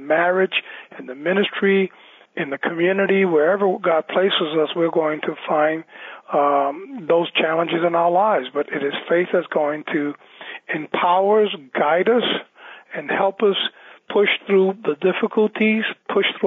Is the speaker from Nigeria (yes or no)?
no; New York City, New York, United States; I was born and raised in New York City on the Lower East Side